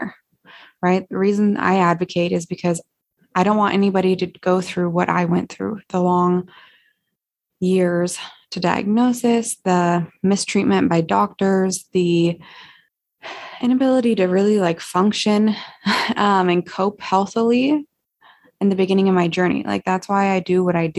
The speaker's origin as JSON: {"language": "English", "region": "Montana", "country": "United States", "tie": "born or raised there", "said": "working back in my hometown in Montana"}